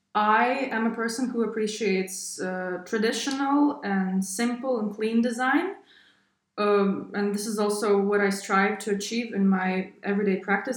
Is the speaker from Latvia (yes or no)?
yes; Riga, Latvia; moved away as an adult; now in Berlin, Germany; I'm originally from Riga, but since 2019, I'm based in Berlin.